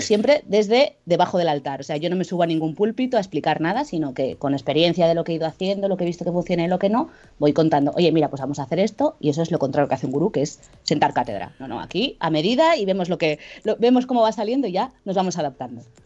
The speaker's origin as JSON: {"language": "Spanish", "town": "Jaca", "region": "Aragon", "country": "Spain", "moved": "yes", "lives_now": "Zaragoza, Spain", "said": "soy, soy de Jaca, no sé si conocéis, que es un pueblo chiquitito en Huesca, pero me vine a Zaragoza"}